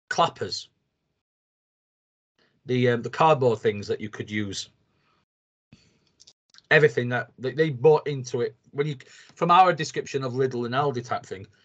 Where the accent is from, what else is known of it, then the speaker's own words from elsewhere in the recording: United Kingdom; British, you go and you measure things on how much a pint of beer is. Um, it's just what you do as a Brit.